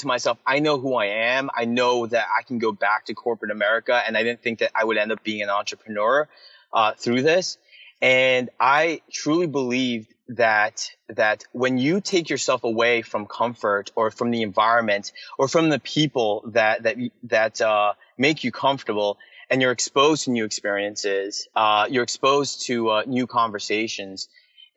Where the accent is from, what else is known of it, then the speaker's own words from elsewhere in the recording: United States; people who look at me as an American